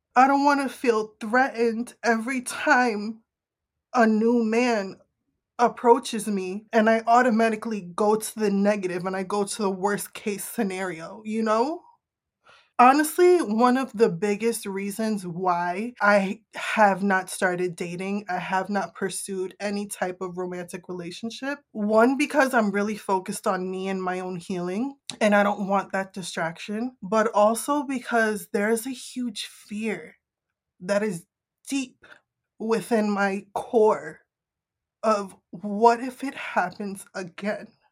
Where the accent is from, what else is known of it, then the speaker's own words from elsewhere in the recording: Northeast, United States; I'm from the Northeast.